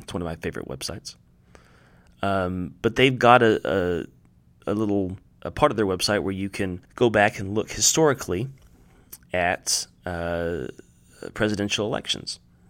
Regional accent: the South, United States; now in Oklahoma, United States; I grew up in the South

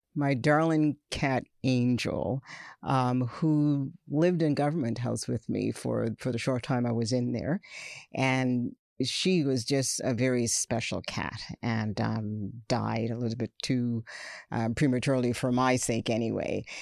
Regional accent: Nova Scotia, Canada; born of immigrant parents and raised in a province with a history of negative race relations, and racial segregation

